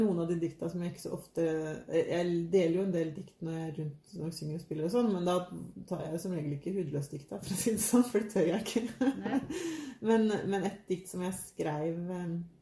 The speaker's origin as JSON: {"language": "Norwegian", "town": "Trøgstad", "region": "Viken", "country": "Norway", "tie": "born or raised there", "moved": "yes", "lives_now": "Våle, Norway", "said": "Jeg har vokst opp i Trøgstad i Østfold"}